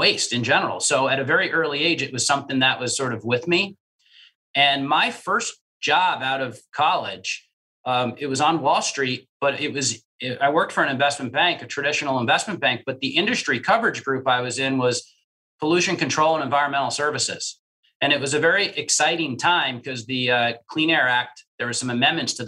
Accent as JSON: {"language": "English", "region": "New Jersey", "country": "United States", "tie": "born or raised there", "said": "I grew up in New Jersey, and my grandparents lived in Brooklyn"}